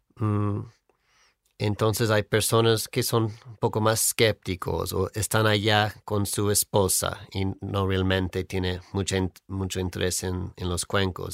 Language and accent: Spanish; near Hollywood, California, United States; Spanish is a second language; moved away; soy de California, cerca de Hollywood